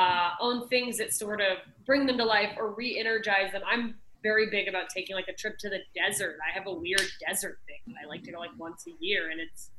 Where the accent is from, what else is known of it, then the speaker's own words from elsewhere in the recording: Anchorage, Alaska, United States; moved away as an adult; now in Los Angeles, United States; I grew up in Alaska